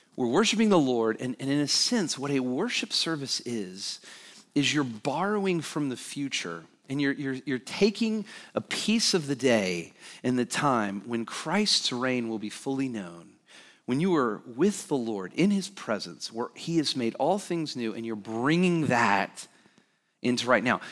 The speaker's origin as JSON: {"language": "English", "region": "Alabama", "country": "United States", "tie": "born or raised there", "said": "I grew up in Alabama"}